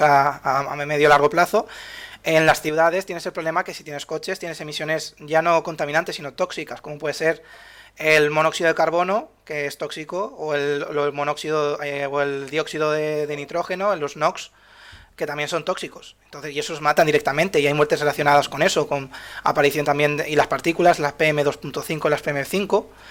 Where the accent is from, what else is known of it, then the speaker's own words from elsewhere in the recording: Spain; de Europa somos, somos la huerta de Europa